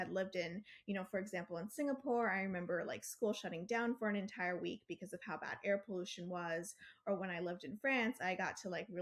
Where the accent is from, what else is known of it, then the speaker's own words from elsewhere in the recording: Austin, Texas, United States; I'm from Austin, Texas, where I organize around fighting environmental racism in East Austin with Poder.